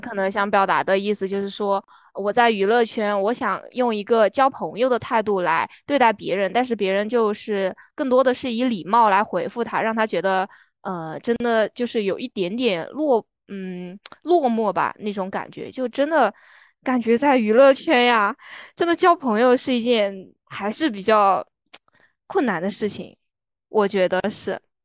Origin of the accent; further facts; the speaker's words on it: Sichuan, China; 作为一个四川人